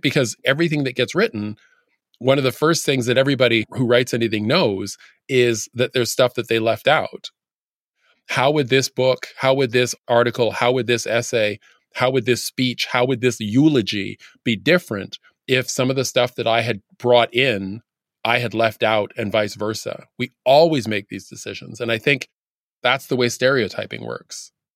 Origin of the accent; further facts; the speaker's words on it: Canada; now in United States; when I tell people where I'm from, I tell people I was born in Canada